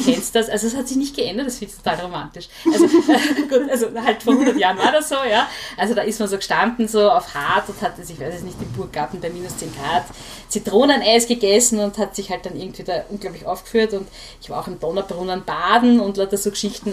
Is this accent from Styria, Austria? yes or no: no; Vienna, Austria; ich bin in Hütteldorf aufgewachsen